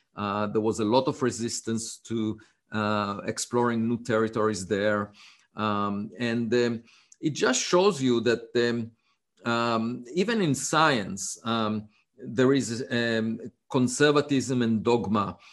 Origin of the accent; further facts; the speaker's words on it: Israel; English is a second language; moved away as an adult; I was born in Israel, uh, on a farm